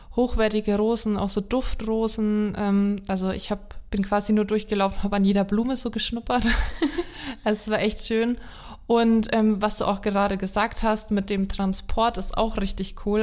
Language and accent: German; Haßberge, Bavaria, Germany; über meine Heimat gesprochen haben, über die Hassberge